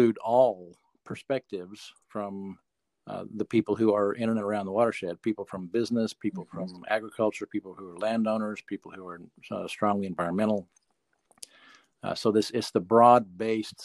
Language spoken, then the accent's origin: English; Middle Fork of the White River, Northwest Arkansas, United States; live currently on the family farm where I grew up on the Middle Fork of the White River, just above Lake Sequoia